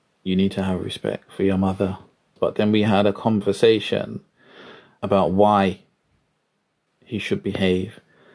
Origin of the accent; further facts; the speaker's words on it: London, United Kingdom; I grew up in Deptford, South East London. I was born in Lewisham Hospital